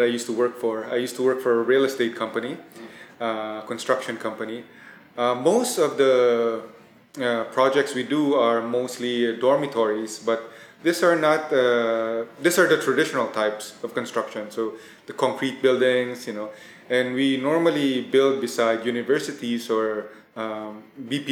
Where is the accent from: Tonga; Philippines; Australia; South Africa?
Philippines; also born or lived in Thailand; I was born in Thailand, but my family migrated to the Philippines when I was very young. I think about at five